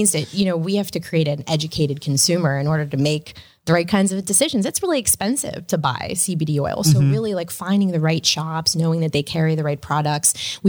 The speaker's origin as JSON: {"language": "English", "town": "Pittsburgh", "region": "Pennsylvania", "country": "United States", "tie": "born or raised there"}